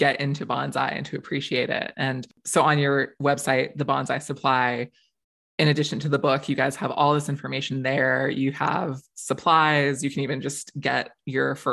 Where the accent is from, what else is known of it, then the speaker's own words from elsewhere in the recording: Florida, United States; moved away; I grew up in Florida. I have survived many hurricane seasons down there.